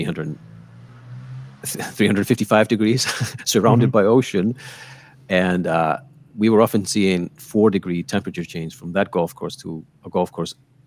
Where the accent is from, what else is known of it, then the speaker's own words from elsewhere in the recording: Akranes, Western Region, Iceland; we see the Akranes, my hometown.